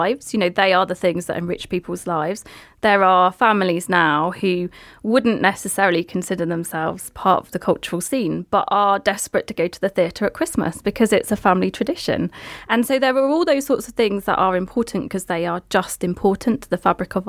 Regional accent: St Just, South West England, United Kingdom; I'm Cornish. I'm from the depths of Cornwall near Land's End, Cape Cornwall, St. Just.

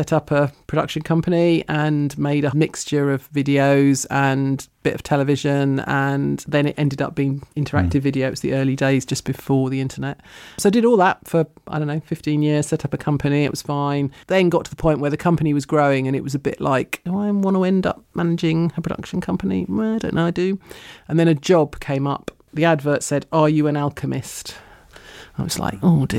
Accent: London, United Kingdom; born or raised there; also born or lived in New York, United States; now in South East Cornwall, United Kingdom

